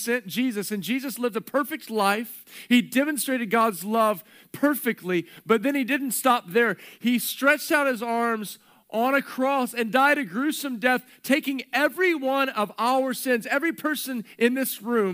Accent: Texas, United States; growing up in Texas

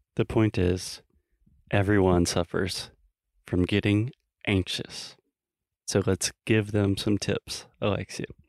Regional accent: United States; I'm an American, a little innocent American boy

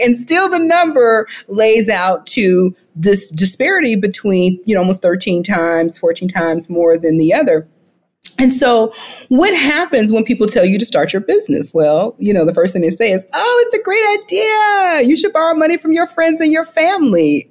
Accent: the South, United States; growing up in the South

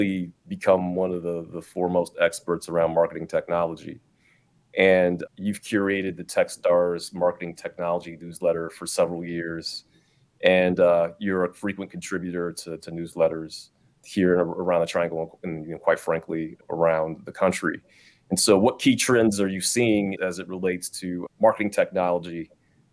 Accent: Dayton, Ohio, United States; moved away; my hometown

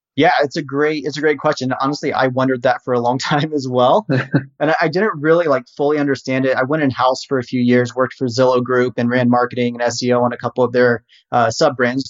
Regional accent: Harrisonburg, Virginia, United States; I was born and raised in Virginia um, and wanted to go to university to do basically video production. So I was uh, raised in Harrisonburg

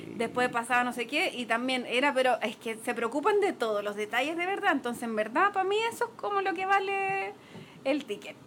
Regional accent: Chile; venimos de Chile

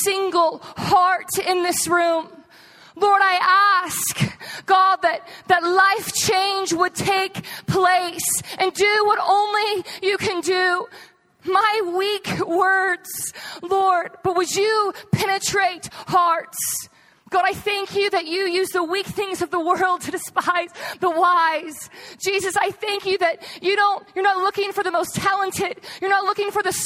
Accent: Texas, United States; moved away as an adult; I moved here out of high school, but I'm actually from Texas.

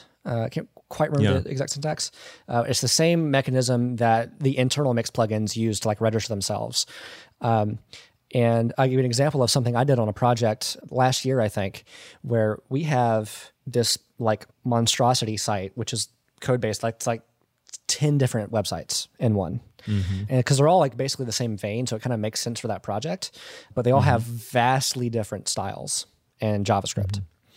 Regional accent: Georgia, United States; Okay. I'm from Georgia.

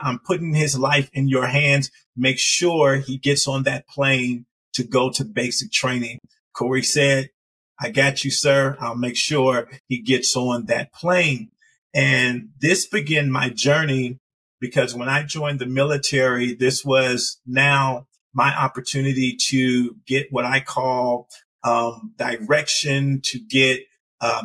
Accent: Compton, California, United States; moved away; I was born and raised in a little city called Compton, California.

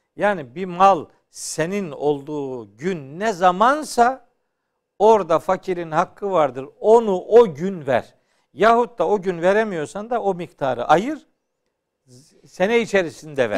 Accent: Çaykara, Trabzon, Turkey; Bizim memlekette ben Trabzonluyum. Hı hı. E, Çaykaralıyım, Ofluyum

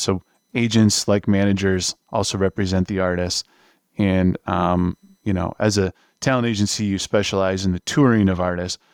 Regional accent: New York area, United States; moved away as an adult; also born or lived in Los Angeles; I'm from the New York area.

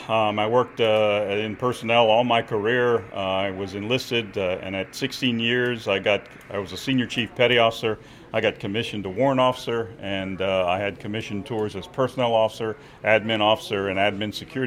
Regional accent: South Louisiana, United States; moved away as an adult; I grew up in South Louisiana in Cajun country.

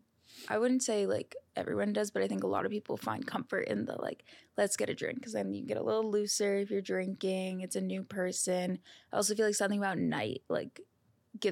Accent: California, United States; moved away as an adult; now in New York City, United States; I'm from California. I couldn't go home to California

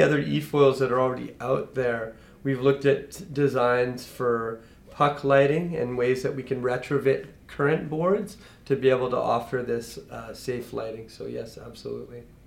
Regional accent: Kelowna, British Columbia, Canada; we grew up here in Kelowna

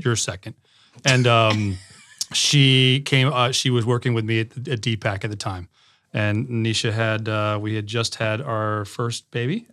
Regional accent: Connecticut, United States; now in Raleigh, United States; I grew up in Connecticut

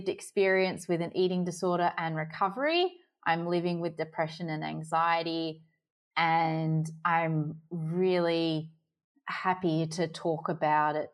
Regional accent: Sydney, New South Wales, Australia; moved away as an adult; now in Adelaide, Australia; I'm from Sydney, but I'm currently living in Adelaide

